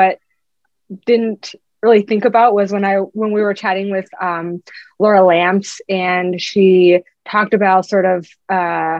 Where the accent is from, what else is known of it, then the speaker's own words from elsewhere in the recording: Chapel Hill, North Carolina, United States; now in Boston, United States; I'm from Chapel Hill, North Carolina